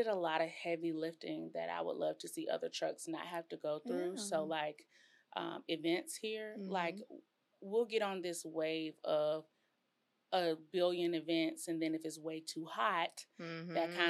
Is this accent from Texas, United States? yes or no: yes; College Station, Texas, United States; And I come from College Station.